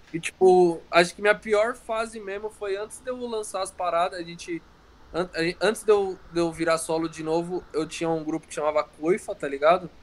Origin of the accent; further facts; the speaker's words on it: ABC, São Paulo, Brazil; minha cidade, da, do ABC